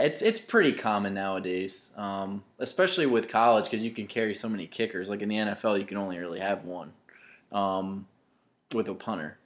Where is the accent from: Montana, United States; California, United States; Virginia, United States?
Virginia, United States; Louisa County; I grew up in Louisa County, which is obviously very close to Charlottesville